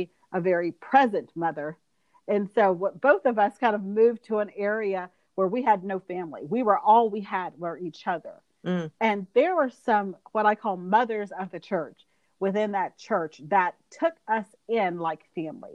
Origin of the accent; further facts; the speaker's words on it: Georgia, United States; moved away as an adult; now in Alabama, United States; my husband and I grew up in Georgia. So like I said, we've been in the South forever